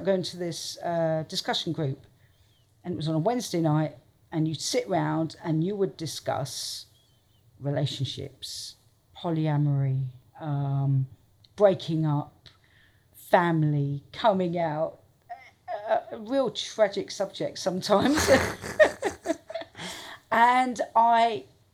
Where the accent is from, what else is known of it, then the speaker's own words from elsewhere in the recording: Portsmouth, South East England, United Kingdom; moved away as an adult; also born or lived in London; I grew up in Portsmouth